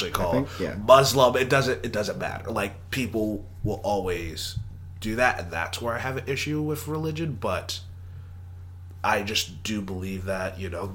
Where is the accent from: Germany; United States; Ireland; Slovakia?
United States; Texas; I am from Texas